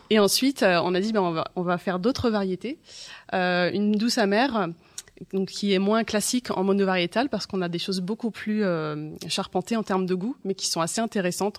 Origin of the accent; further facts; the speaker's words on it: Janzé, Brittany, France; also born or lived in Rennes; je suis née à Rennes. Euh, j'ai grandi à Janzé sur l'exploitation familiale.